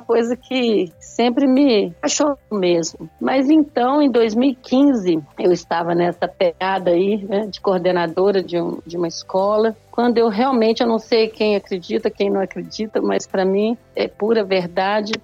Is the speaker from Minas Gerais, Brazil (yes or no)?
yes; Belo Horizonte, Minas Gerais, Brazil; sou aqui do Brasil, de Belo Horizonte, de Minas Gerais, mineirinha